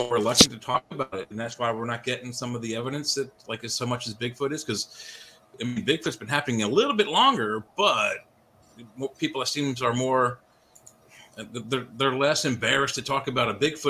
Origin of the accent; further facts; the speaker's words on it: Maryland, United States; now in Pennsylvania, United States; I'm in Pennsylvania. I'm not far from West Virginia, and I grew up in Maryland.